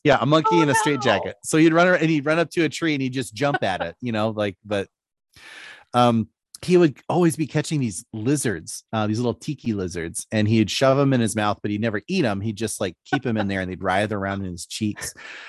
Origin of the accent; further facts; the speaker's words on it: Philippines; You know, growing up in the Philippines was a little nuts.